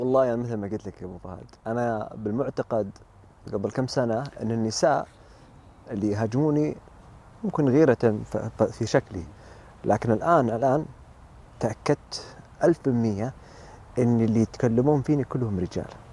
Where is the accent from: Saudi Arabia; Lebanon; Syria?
Saudi Arabia; انا سعودي وامي لبنانيه